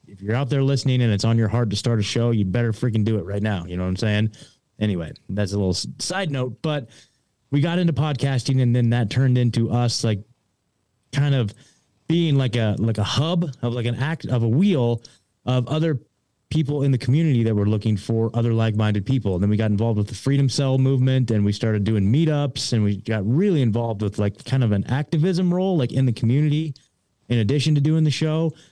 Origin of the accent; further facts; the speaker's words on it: Oregon, United States; moved away; I was born and raised in Oregon.